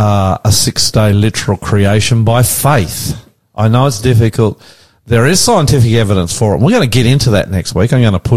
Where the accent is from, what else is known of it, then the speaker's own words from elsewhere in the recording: Australia; And I'm the Aussie pastor.